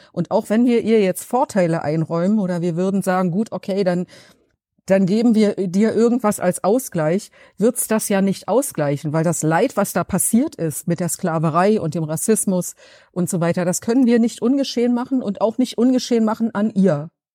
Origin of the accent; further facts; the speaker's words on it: Berlin, Germany; ob ich aus Berlin komme